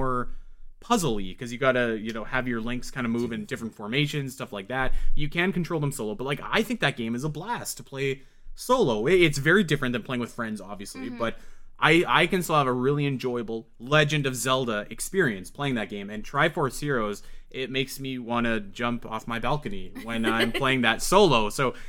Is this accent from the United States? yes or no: no; Canada; Where I'm from Canada